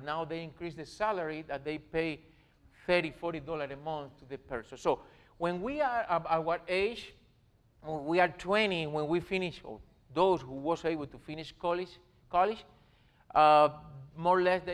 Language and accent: English; Jovellanos, Matanzas, Cuba; English is a second language; moved away as an adult; also born or lived in Miami, United States; now in Ohio, United States; In my hometown, Jovellanos, in my hometown in Jovellanos, where we live